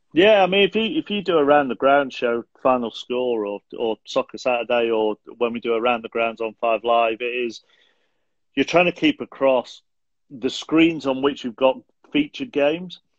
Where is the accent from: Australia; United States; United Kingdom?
United Kingdom; Manchester, North West England; also born or lived in Rochdale; I was born in Rochdale, um, and moved to moved to South Manchester when I was um 18 months too